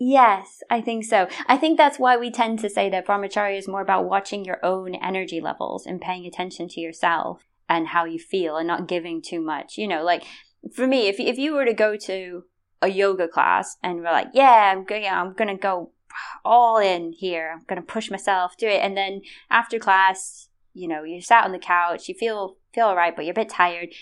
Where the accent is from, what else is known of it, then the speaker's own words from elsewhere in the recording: United States; moved away as an adult; now in United Kingdom; I tend to only tell people I'm American